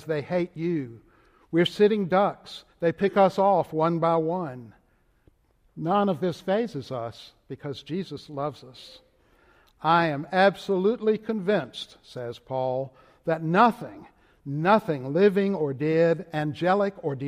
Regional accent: Richmond, Virginia, United States; accent: Southern Richmond; moved away; my Southern Richmond accent

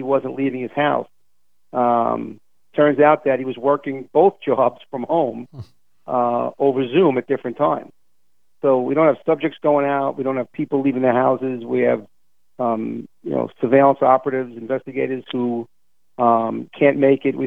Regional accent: New York City, New York, United States; as a New Yorker

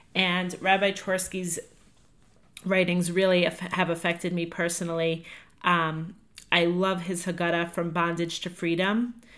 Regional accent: Five Towns, New York, United States; moved away as an adult; also born or lived in Atlanta, Georgia; I'm from the Five Towns

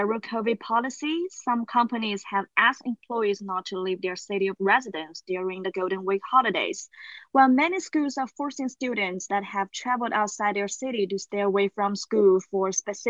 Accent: Kunming, Yunnan, China; moved away as an adult; also born or lived in Dubai / Ireland; I was born and raised in the Spring City, Kunming, Yunnan Province.

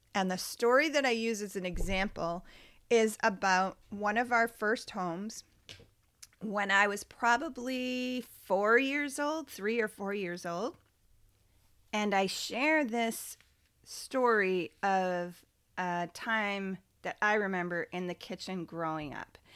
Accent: Cape Cod, Massachusetts, United States; also born or lived in Orleans, Massachusetts; Growing up on Cape Cod was a magical experience

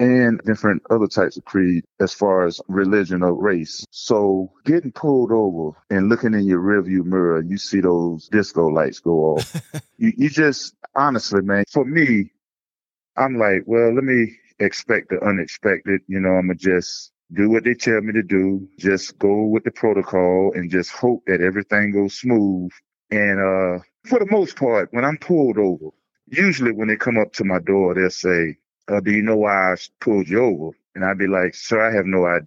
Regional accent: Portsmouth, Virginia, United States; also born or lived in Suffolk, Virginia; now in Norfolk, United States; I am from the Hampton Roads area, but born and raised in P-Town, Portsmouth.

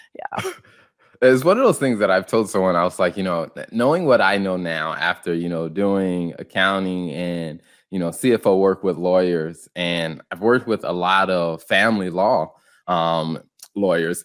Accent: the Carolinas, United States; moved away; also born or lived in suburbs of Chicago; I grew up in the Carolinas

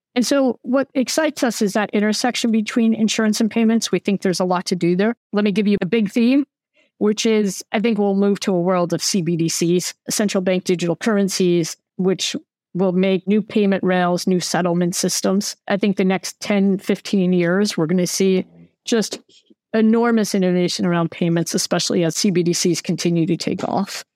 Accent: United States; moved away; I'm American

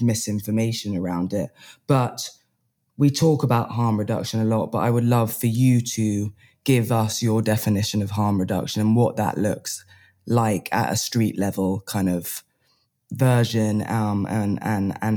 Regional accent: England, United Kingdom; I'm English

